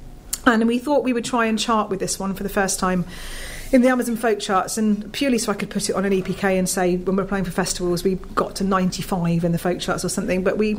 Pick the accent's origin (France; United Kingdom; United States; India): United Kingdom; Wales; moved away as an adult; now in Northampton, United Kingdom; I grew up in Wales, so I'm Welsh.